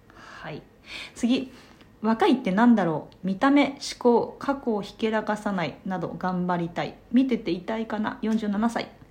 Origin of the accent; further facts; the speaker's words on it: Japan; 在日韓国人3世でございますもうおじいちゃんの代から日本に住んでいますがあの血はゴリゴリの100%な感じ